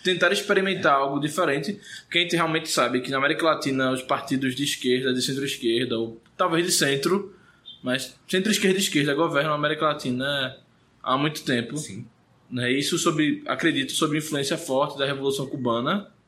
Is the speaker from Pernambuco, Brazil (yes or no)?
yes; Recife, Pernambuco, Brazil; eu não vim do interior. A não ser que você considere Recife a capital mais interiorana do Brasil